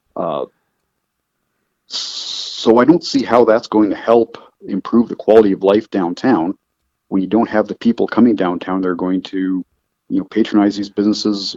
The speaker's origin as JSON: {"language": "English", "town": "Calgary", "region": "Alberta", "country": "Canada", "tie": "born or raised there", "moved": "yes", "said": "I'm from Canada. I was born in Calgary, uh, Calgary, Alberta"}